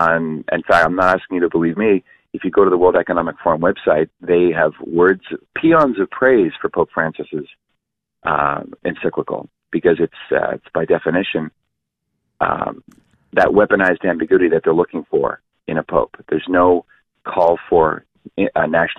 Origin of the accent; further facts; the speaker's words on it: Canada; moved away as an adult; now in United States; I'm a Canadian, Dave. I'm living in this great country since 1994